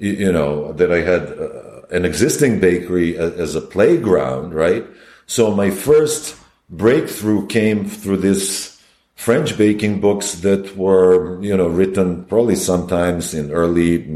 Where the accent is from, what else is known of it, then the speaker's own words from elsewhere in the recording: Belgrade, Serbia; moved away as an adult; also born or lived in Yugoslavia; now in New York, United States; I'm from Belgrade.